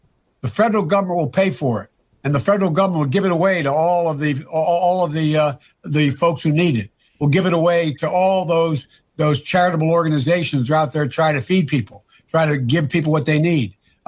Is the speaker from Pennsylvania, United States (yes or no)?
yes; Pennsylvania, United States; I'm from Pennsylvania.